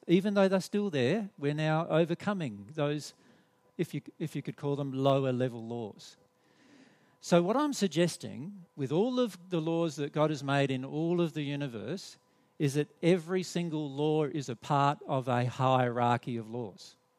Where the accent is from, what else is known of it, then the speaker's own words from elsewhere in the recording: Australia; accent: Australian; we're from Australia, so you'll have to put up with our Australian accent and our Australian English